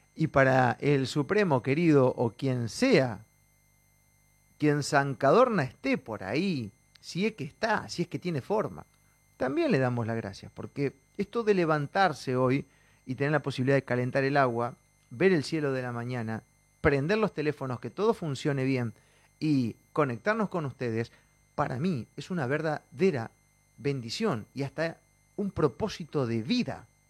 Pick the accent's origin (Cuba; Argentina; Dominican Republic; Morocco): Argentina; somos argentinos